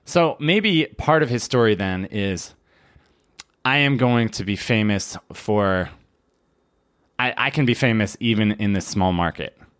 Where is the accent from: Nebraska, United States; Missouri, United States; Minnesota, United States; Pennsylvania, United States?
Pennsylvania, United States; Philadelphia; I'm from Philadelphia